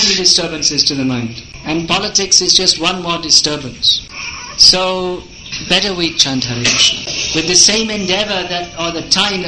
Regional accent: England, United Kingdom; I was born in England

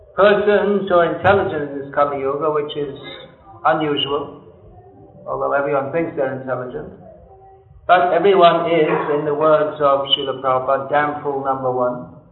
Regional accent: Gujarat, India; I was from Gujarat and heard of Dalabhacharya.

